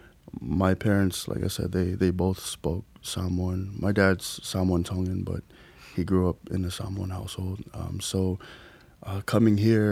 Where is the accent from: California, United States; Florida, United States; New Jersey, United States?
Florida, United States; Orlando; moved away as an adult; now in Hawaii, United States; I grew up in Florida in a, you know, predominantly African American community